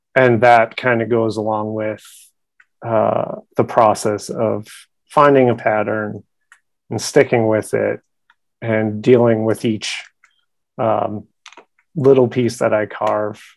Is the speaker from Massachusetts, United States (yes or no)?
yes; Boston, Massachusetts, United States; moved away; also born or lived in Providence, Rhode Island; I'm originally from Boston, Massachusetts